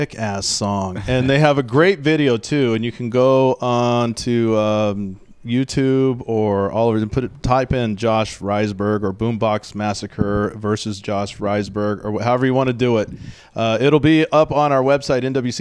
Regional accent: Tacoma, Washington, United States; I say I'm from Tacoma

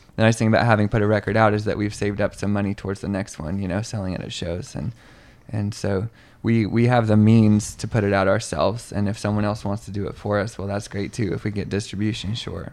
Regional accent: Moscow, Idaho, United States; now in Seattle area, United States; I'm from Idaho, um, from Moscow, Idaho

